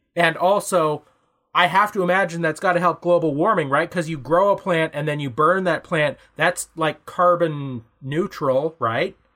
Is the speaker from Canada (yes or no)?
yes; Ontario, Canada; here in Canada, we've got our federal public services, like the stuff we get for being Canadian. Uh, we get our provincial public services, in our case, Ontario